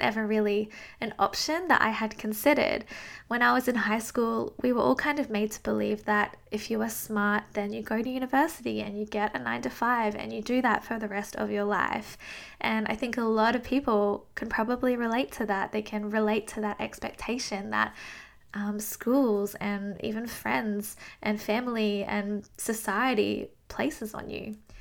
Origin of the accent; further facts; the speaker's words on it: Australia; I am from Down Under in Australia